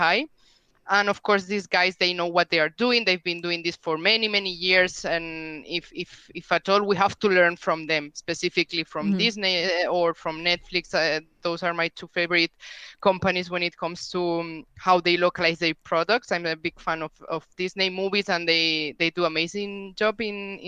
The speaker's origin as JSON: {"language": "English", "country": "Spain", "first_language": "Spanish", "second_language": "English", "said": "I'm from Spain. I live in Spain. My native language is Spanish, as you can tell from my accent."}